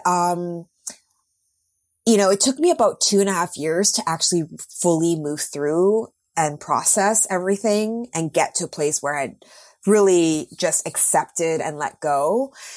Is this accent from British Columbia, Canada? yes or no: yes; Vancouver, British Columbia, Canada; moved away as an adult; also born or lived in New York; I moved back to my hometown of Vancouver